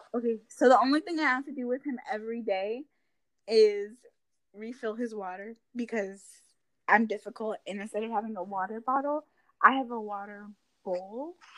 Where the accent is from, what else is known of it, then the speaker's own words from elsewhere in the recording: Raleigh, North Carolina, United States; also born or lived in Newark, New Jersey; I was born in Newark, New Jersey, and I think I moved to Raleigh when I was about three